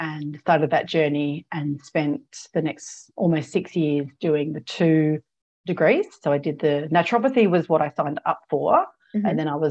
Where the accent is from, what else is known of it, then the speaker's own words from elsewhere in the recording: South Australia, Australia; also born or lived in Adelaide / London / Canada; I'm South Australian born. I was back in Adelaide, and I'd left by 21. So I was off traveling by 21. So in a couple of years out of school. So I didn't, and I'd grown up in a country town